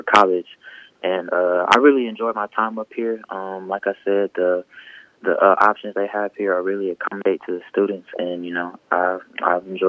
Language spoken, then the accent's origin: English; Canton, Mississippi, United States; also born or lived in Madison, Mississippi; I'm from Ken, Mississippi.